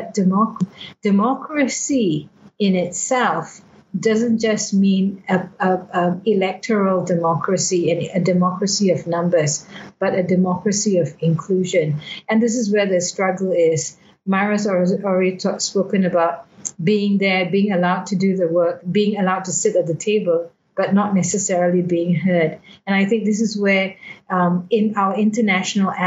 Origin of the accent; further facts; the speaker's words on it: Malaysia; I'm not from Burma. I'm a Malaysian